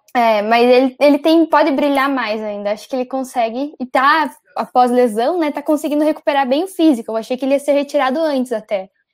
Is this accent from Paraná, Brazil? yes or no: yes; Curitiba, Paraná, Brazil; eu sou de Curitiba